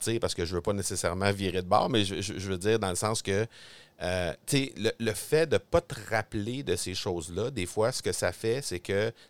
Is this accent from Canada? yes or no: yes; Granby, Quebec, Canada; Granby? Oui, dans mon coin, dans mon coin de pays